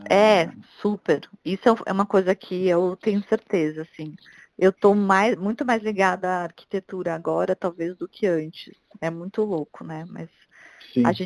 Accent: Curitiba, Paraná, Brazil; Eu, desde que me mudei para cá, que eu vim de Curitiba, eu não uso carro para nada

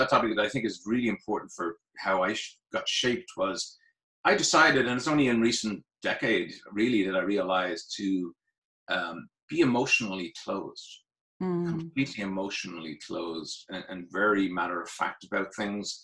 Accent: Dublin, Leinster, Ireland; moved away as an adult; now in United States; I am from Ireland. I was born in Dublin, the only place in Ireland, really. I'm just kidding. Born in Churchtown in Dublin.

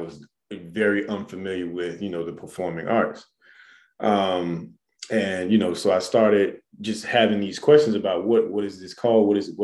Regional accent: Miami, Florida, United States; moved away as an adult; now in Atlanta, United States; I was born and raised in Miami, Florida

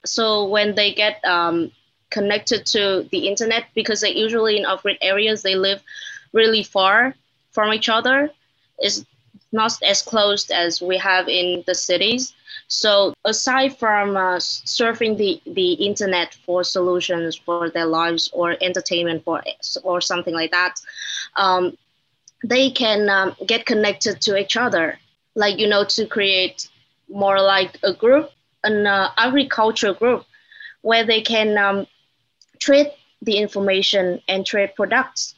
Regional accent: Hanoi, Vietnam; also born or lived in United States; I'm from Hanoi, the capital city of, uh, Vietnam

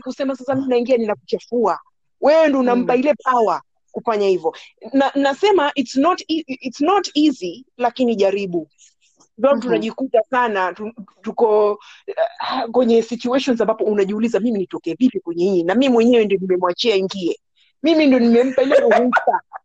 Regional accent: Nairobi, Kenya; first language Swahili; also born or lived in Pemba; Mimi mm-hmm. nimekulia Nairobi, nimekulia mm-hmm. Nairobi

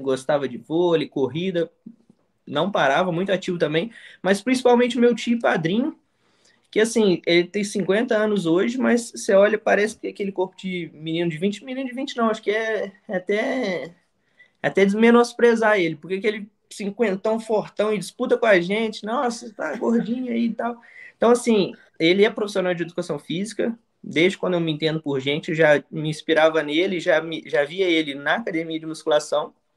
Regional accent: São João del Rei, Minas Gerais, Brazil; also born or lived in interior of Rio de Janeiro; now in Rio de Janeiro, Brazil; sou do interior de, de Minas Gerais, uma cidade chamada São João del Rei. Uma cidade bem tranquila, então sempre foi aquele menino de soltar pipa na rua

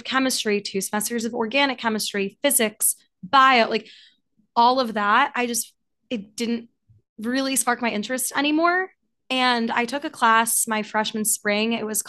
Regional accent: New York City, New York, United States; moved away as an adult; also born or lived in St. Louis, Missouri; I grew up in New York City and went to school for the Midwest, went to Washington University in St. Louis.

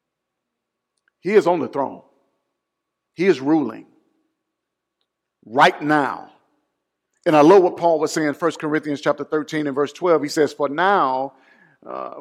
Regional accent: Mobile, Alabama, United States; Mardi Gras was founded in my hometown

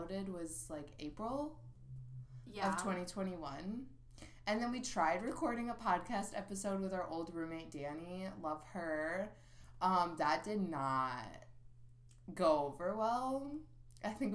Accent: Illinois, United States; We're both from Illinois

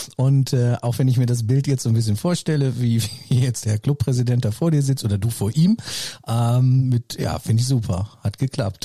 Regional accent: Herford, North Rhine-Westphalia, Germany; Also ich komme ja auch aus Nordrhein-Westfalen und oder aus Herford

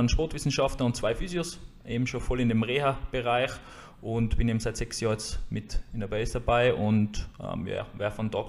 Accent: Jenbach, Tyrol, Austria; now in Hatting, Austria; Wo komme ich her? Ich komme äh, aus Jenbach, also eigentlich aus dem Unterland, wohne mittlerweile in Hatting, also in der Gegenrichtung.

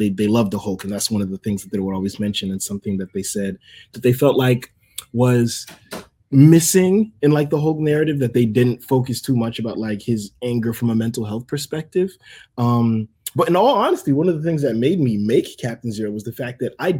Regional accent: Port St. Lucie, Florida, United States; also born or lived in Miami, Florida; I was born in Miami, Florida. I spent most of my adolescence here in my hometown in Port St. Lucie, Florida.

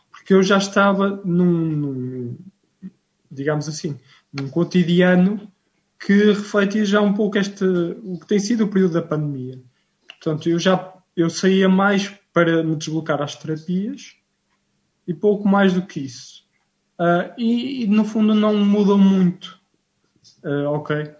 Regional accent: Rio Tinto, Norte, Portugal; sou de Rio Quinto, na cidade do Porto, uh, portanto, benfiquista

